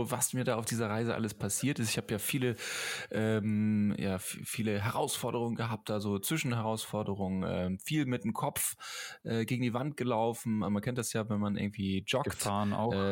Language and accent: German; Tübingen, Baden-Württemberg, Germany; Ja, ich auch. Ich komme